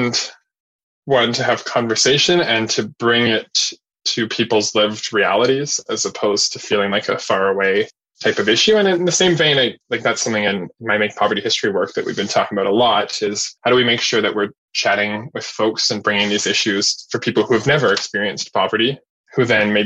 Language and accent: English; Winnipeg, Manitoba, Canada; I grew up in West Winnipeg and I'm more familiar with that and living in the West End now